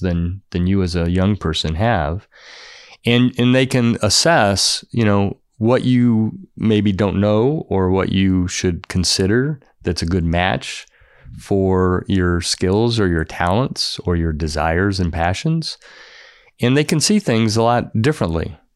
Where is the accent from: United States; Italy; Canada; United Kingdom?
United States; Florida; I grew up in Florida